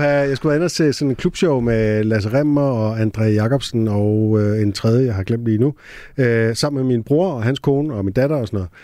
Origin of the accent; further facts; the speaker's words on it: Næstved, Zealand, Denmark; jeg var født i Næstved